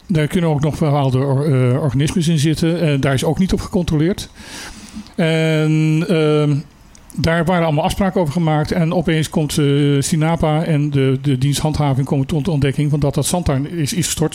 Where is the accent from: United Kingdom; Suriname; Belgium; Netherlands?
Suriname; moved away; Ik heb mijn jeugd in Suriname doorgezeten.